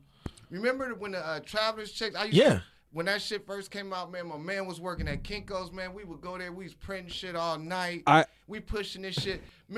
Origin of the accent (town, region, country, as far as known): Nebraska, United States